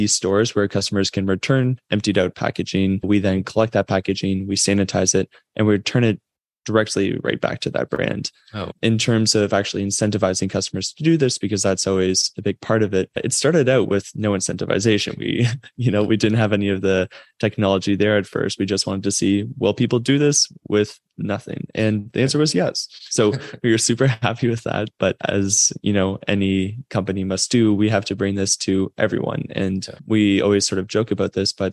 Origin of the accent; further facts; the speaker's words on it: Toronto, Ontario, Canada; also born or lived in Waterloo, Canada; I am from Toronto, Canada.